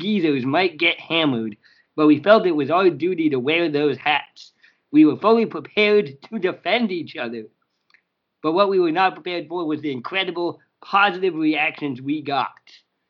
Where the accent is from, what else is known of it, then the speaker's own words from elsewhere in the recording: Champaign, Illinois, United States; I'm from Champaign, Illinois.